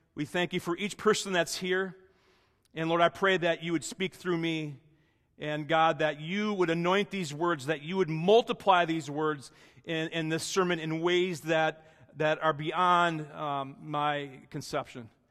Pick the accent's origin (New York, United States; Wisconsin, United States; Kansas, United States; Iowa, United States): Wisconsin, United States; moved away; My best friend growing up in Wisconsin